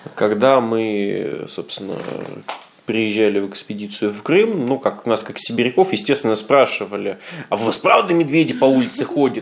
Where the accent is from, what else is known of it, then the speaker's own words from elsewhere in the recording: Siberia, Russia; как любой приличный сибиряк